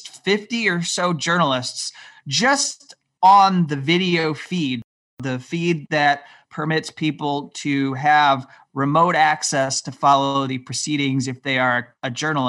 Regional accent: United States; as an American

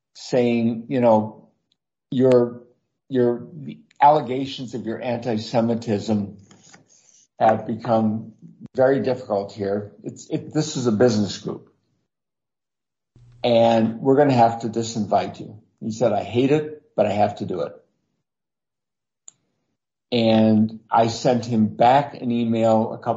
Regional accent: Lansing, Michigan, United States; moved away; it's my hometown, Lansing

